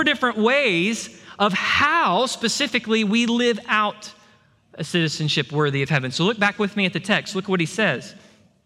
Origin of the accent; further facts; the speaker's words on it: Texas, United States; I'm grateful and proud to be a Texan.